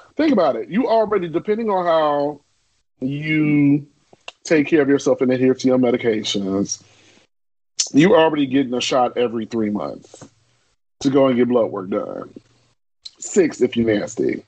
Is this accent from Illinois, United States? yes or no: yes; Chicago, Illinois, United States; growing up in Chicago